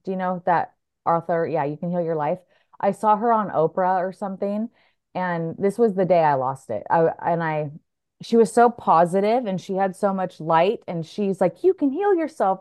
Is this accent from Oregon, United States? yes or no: yes; Oregon, United States; moved away as an adult; also born or lived in Santa Barbara; I'm from Oregon